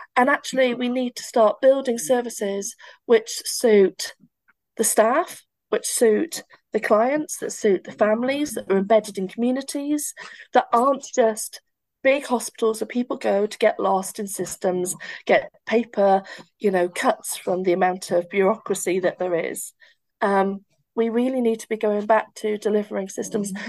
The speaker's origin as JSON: {"language": "English", "town": "Barry", "region": "Wales", "country": "United Kingdom", "said": "I feel like I belong to Barry Island. Um, I feel like I belong to my accent."}